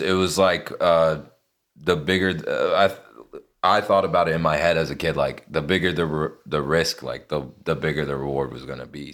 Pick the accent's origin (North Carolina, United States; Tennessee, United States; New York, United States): North Carolina, United States; Lexington; moved away as an adult; now in Los Angeles, United States; Born and raised there, grew up all fucking eighteen years of my childhood there